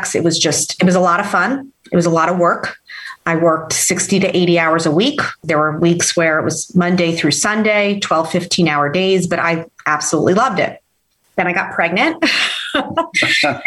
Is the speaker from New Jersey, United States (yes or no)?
yes; Hudson County, New Jersey, United States; growing up in Hudson County courthouse